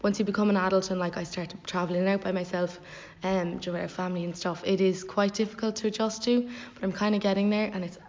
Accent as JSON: {"language": "English", "area": "Cape Clear Island", "region": "Munster", "country": "Ireland", "tie": "born or raised there", "moved": "yes", "said": "So, I come from Cape Clear Island, which is the southerly most inhabited island in Ireland. It has a population of about 120, 130, depending on the time of year. It's 3 square miles, so it's very small."}